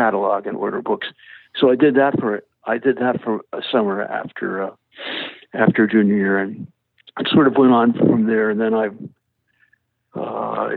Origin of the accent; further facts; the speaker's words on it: Chappaqua, New York, United States; I grew up in Chappaqua, New York, which is across the valley from the Reader's Digest